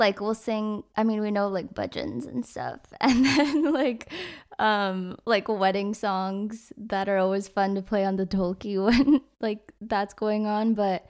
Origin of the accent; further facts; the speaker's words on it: San Francisco, California, United States; now in Los Angeles, United States; I grew up in the Bay, so in like San Francisco area, and then I moved here about like 6 years ago for music